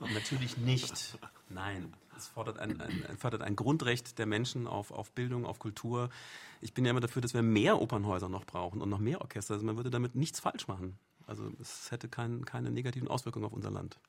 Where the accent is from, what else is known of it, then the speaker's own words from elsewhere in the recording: Germany; wir als Deutsche